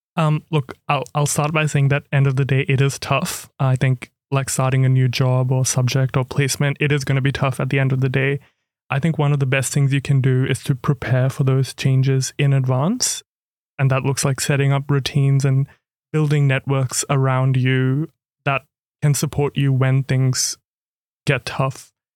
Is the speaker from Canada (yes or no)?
no; Cairns, Queensland, Australia; moved away as an adult; also born or lived in India / Canberra; now in Melbourne, Australia; I was born in India, but grew up in Cairns, far north Queensland.